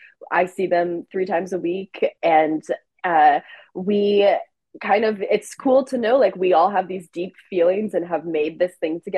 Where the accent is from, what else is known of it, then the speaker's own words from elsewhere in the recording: Oklahoma City, Oklahoma, United States; moved away as an adult; also born or lived in New York City; I grew up in Oklahoma